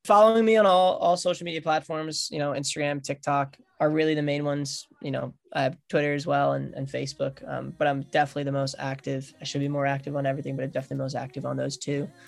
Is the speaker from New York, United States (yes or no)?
yes; Long Island, New York, United States; I'm from Long Island, New York